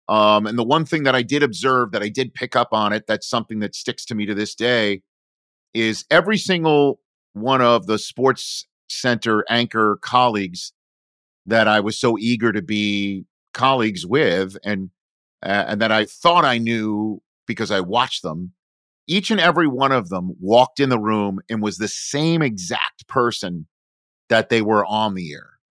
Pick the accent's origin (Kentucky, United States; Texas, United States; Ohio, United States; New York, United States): New York, United States; New York area, United States; born or raised there; moved away as an adult; also born or lived in Michigan / Chicago